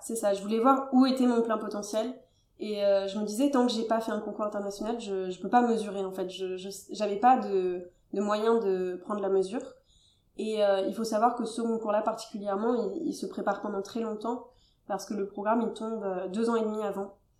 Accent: Toulouse, Occitania, France; moi, je suis originaire de Toulouse

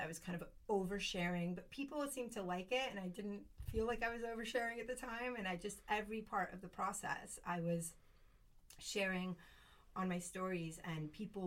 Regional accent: United States; moved away as an adult; also born or lived in Spain; now in Garraf, Spain; I grew up in the States

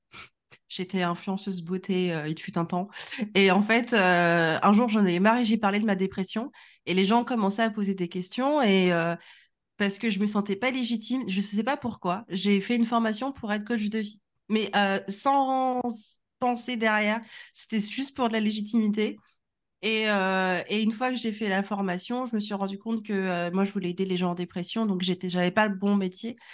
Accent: Normandy, France; also born or lived in Congo; now in Nantes, France; je ne suis pas nantaise, j'habite à Nantes, euh, je viens de ma bonne vieille Normandie, et sinon, euh, je suis du Congo, donc je suis une Congolaise normande

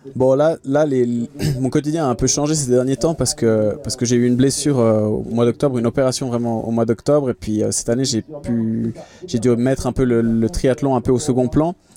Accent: Geneva, Switzerland; je suis euh, de Genève, je viens de Suisse

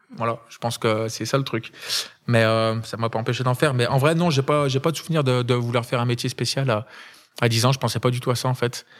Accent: Saint-Étienne, Auvergne-Rhône-Alpes, France; Stéphanois, je suis né à Saint-Etienne

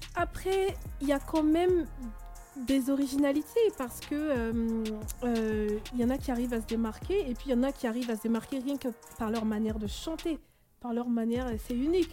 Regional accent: Rennes, Brittany, France; je viens de Rennes, Bretagne

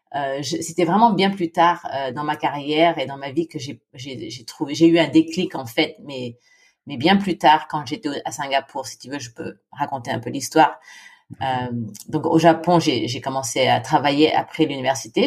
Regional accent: Philippines; moved away as an adult; also born or lived in Senlis, France / Japan; j'ai grandi aux Philippines

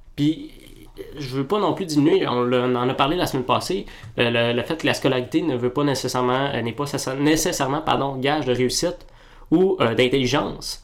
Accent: Quebec, Canada; On est gêné d'être québécois

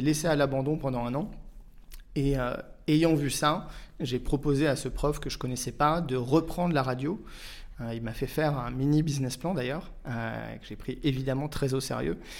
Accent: Auxerre, Bourgogne-Franche-Comté, France; moved away as an adult; also born or lived in Paris; Je suis né, j'ai grandi à Auxerre jusqu'à l'âge de 18 ans

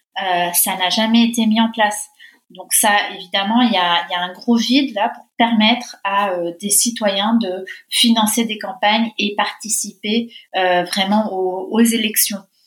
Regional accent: Argentina; moved away as an adult; now in France; je viens d'Argentine, de, de, parents argentins. J'ai vécu là-bas pendant 20 ans, donc euh, j'ai été moi-même française de l'étranger

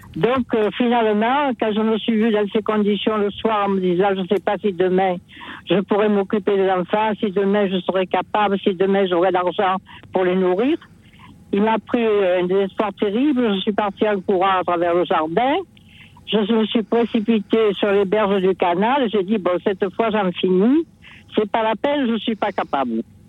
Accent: Marseille, Provence-Alpes-Côte d'Azur, France; je suis marseillaise

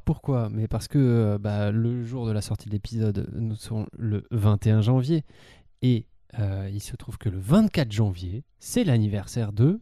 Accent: France; en tant que, en tant que Français

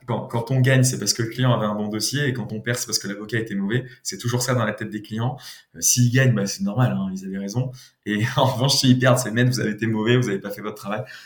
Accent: Nice, Provence-Alpes-Côte d'Azur, France; moved away as an adult; also born or lived in Paris; je suis de Nice

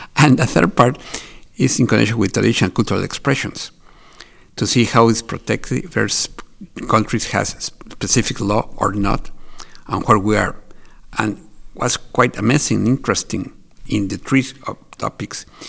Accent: Mexico; I'm from Mexico

